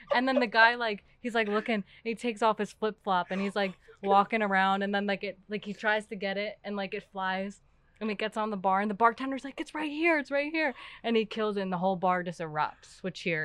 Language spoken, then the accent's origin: English; New York City, New York, United States; now in Pittsburgh, United States; I'm from Queens, New York